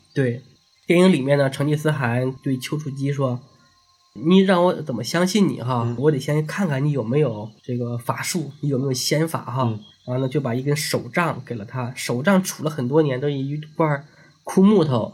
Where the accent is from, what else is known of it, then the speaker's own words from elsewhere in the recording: China; 我们中国人啊，因为道嗯。教是我们一个传统的宗教嘛